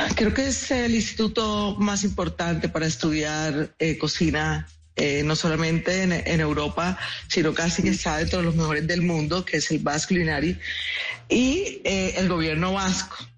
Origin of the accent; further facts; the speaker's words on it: Colombian Caribbean coast, Caribbean Region, Colombia; nuestro universo caribeño